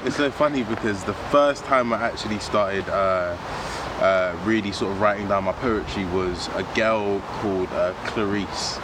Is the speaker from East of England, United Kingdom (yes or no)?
no; London, United Kingdom; I'm British. I was born in London, um, so being a part of the South London community